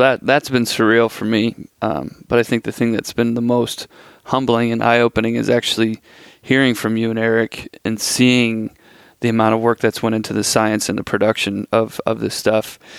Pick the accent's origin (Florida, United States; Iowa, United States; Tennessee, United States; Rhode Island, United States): Iowa, United States; I'm from Iowa